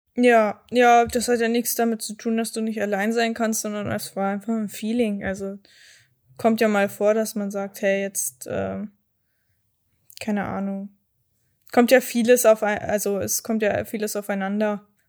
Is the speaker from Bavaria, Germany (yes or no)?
yes; Erding, Bavaria, Germany; bei mir in der Heimatstadt in Erding